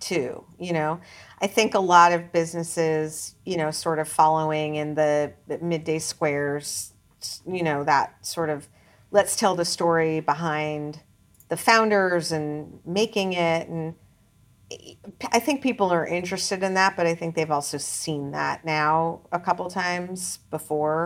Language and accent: English; New York, United States; as an American who grew up in New York